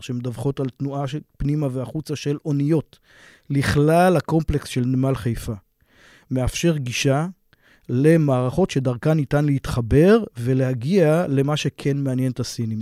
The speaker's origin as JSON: {"language": "Hebrew", "town": "Afikim", "region": "Northern District", "country": "Israel", "moved": "yes", "said": "אני בא מקיבוץ, אני אה, מקיבוץ אפיקים במקור"}